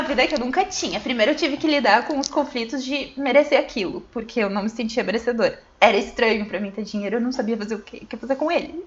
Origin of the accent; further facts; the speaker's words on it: Santo Cristo, Rio Grande do Sul, Brazil; moved away as an adult; also born or lived in Santa Maria; a gente morava na, na roça mesmo, aí com 10 anos a gente mudou pra cidade. Meus 10 anos